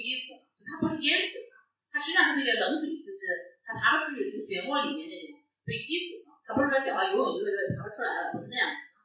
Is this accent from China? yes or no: yes; Henan, China; moved away; 虽然我人远在青岛，但其实作为河南人